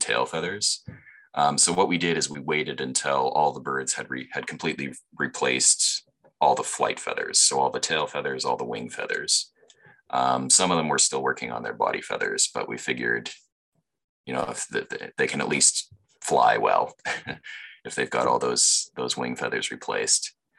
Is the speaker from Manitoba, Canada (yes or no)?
no; London, Ontario, Canada; also born or lived in Guelph, Ontario / Toronto, Ontario; I grew up here in London